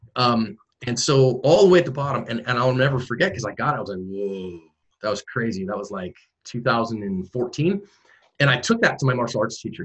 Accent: San Francisco Bay Area, California, United States; moved away as an adult; also born or lived in Oregon; I'm originally from the San Francisco Bay Area

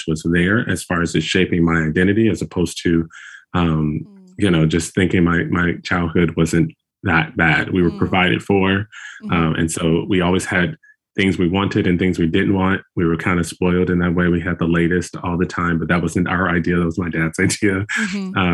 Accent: Chicago, Illinois, United States; moved away as an adult; now in Newton, United States; We're originally from Chicago, Chicago

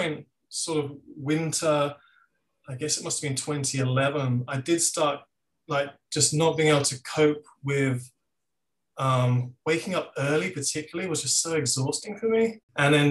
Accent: Sussex, South East England, United Kingdom; moved away as an adult; also born or lived in London; now in Australia; I grew up in Sussex, on the south coast of England.

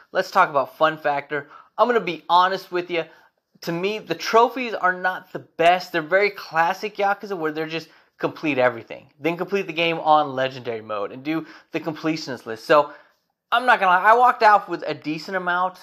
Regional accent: United States; As an American

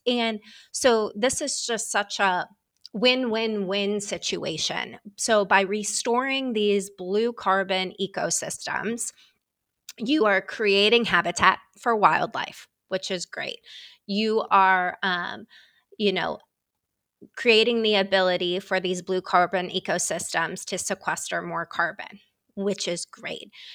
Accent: Ohio, United States; moved away as an adult; now in Washington, D.C., United States; I'm from Ohio

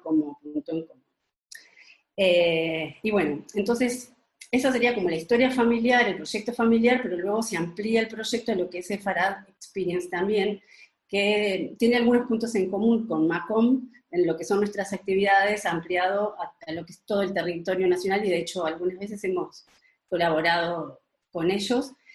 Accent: Uruguay; now in Spain; nací en Uruguay

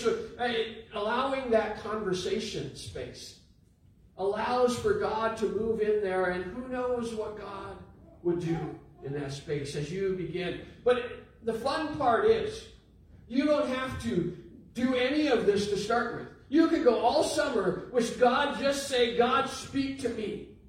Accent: Minnesota, United States; Now I like to go for walks, we're from Minnesota, so there's 2 weeks a year that we can go outside.

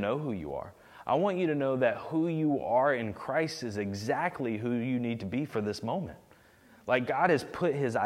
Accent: the South, United States; I'm from the South. Like, those are my roots.

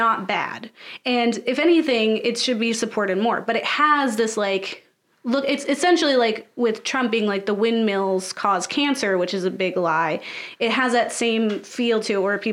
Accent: United States; being an American

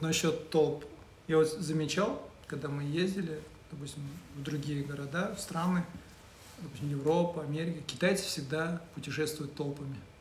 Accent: Oral, West Kazakhstan Region, Kazakhstan; moved away; я вырос э, в Уральске, э, тоже обрусевший, да, я учился в казахском

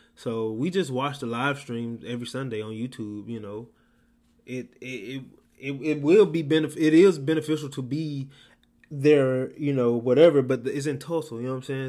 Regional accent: Mississippi, United States; I was raised a Southern Baptist in Mississippi

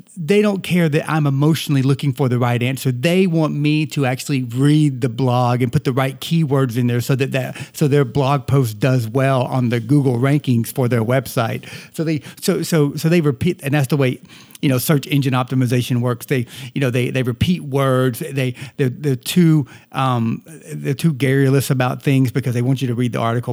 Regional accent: the South, United States; accent: Southern; moved away; I am a Southerner and I tend to, uh, talk like a Southerner often

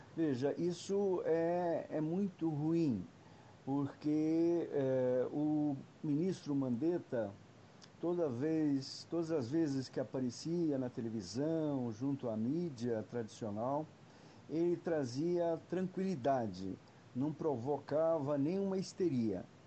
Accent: Brazil; todos nós somos brasileiros

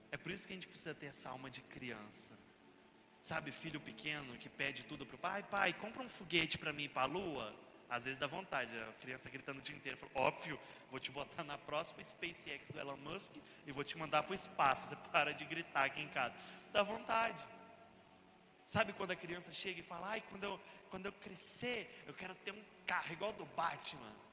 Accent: interior of Minas Gerais, Brazil; lá na minha cidade, interior de Minas.

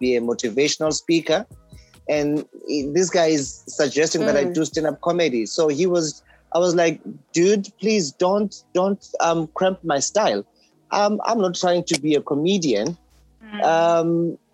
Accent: King William's Town, Eastern Cape, South Africa; I'm originally from a small town in Eastern Cape called King Williamstown.

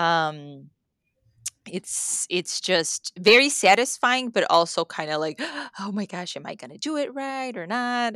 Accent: Mexico; first language Spanish; English is a second language; moved away; I grew up in Mexico

